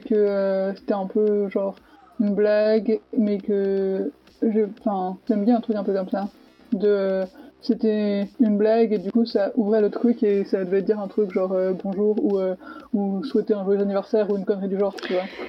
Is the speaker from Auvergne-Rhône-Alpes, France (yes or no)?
yes; Savoie, Auvergne-Rhône-Alpes, France; now in Nancy, France; je suis savoyarde